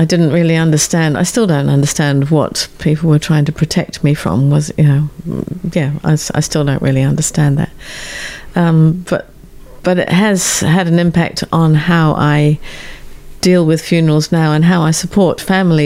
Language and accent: English; Exmoor National Park, South West England, United Kingdom; the little village that I grew up in the Exmoor National Park in southwest England